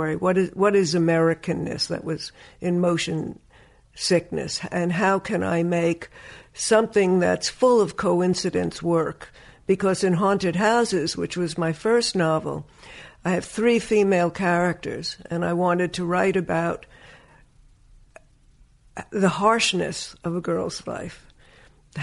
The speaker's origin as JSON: {"language": "English", "town": "Woodmere", "region": "New York", "country": "United States", "tie": "born or raised there", "also_born_or_lived": "Brooklyn, New York", "said": "my father had a house built out on Long Island, and that's where I grew up"}